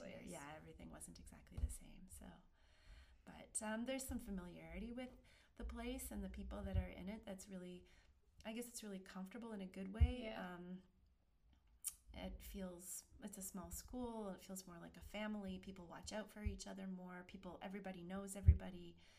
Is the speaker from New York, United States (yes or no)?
no; Almont, Michigan, United States; And then this job opening came up in Almont, and I thought, how weird would that be to go back to my hometown?